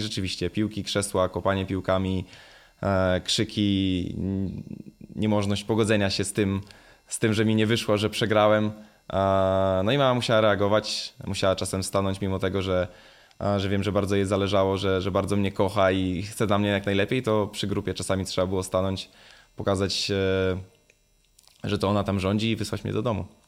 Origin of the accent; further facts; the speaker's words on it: Jawor, Lower Silesian Voivodeship, Poland; moved away; Ja też czasami będąc w, w rodzinnym Jaworze